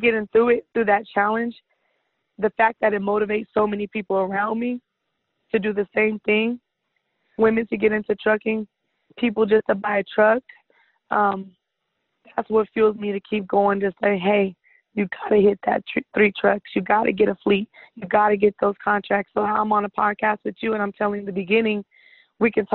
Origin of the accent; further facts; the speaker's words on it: California, United States; I'm from California